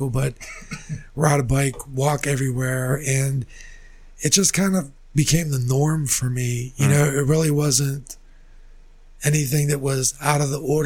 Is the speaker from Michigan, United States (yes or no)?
no; McKeesport, Pennsylvania, United States; growing up, born and raised in McKeesport